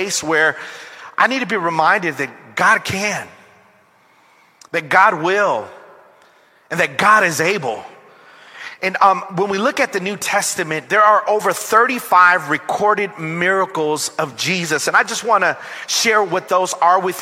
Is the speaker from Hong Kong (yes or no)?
no; Long Beach, California, United States; I am from Long Beach, California